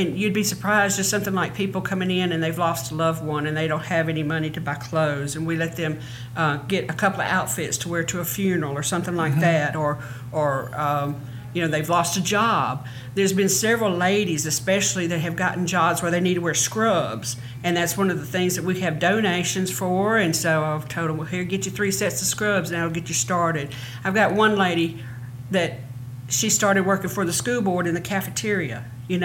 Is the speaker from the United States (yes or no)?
yes; Bastrop, Louisiana, United States; I was born and raised in Morehouse Parish. I'm a resident of Bastrop. Lived there most of my life. Went to school there. And then after high school, came to Monroe to attend Northeast Louisiana University for a year.